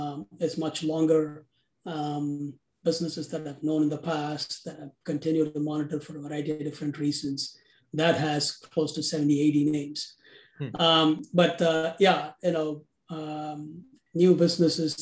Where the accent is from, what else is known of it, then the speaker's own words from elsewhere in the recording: India; moved away as an adult; now in United States; I'm originally from India. I came here to the US as a graduate student in accounting and decided to stay back